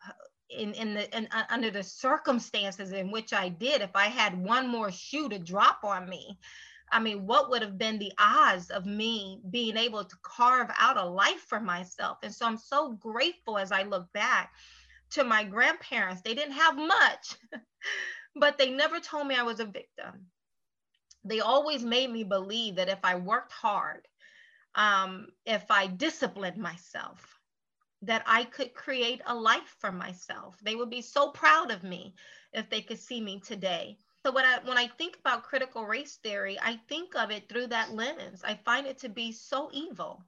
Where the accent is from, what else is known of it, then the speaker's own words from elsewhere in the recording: United States; I'm an American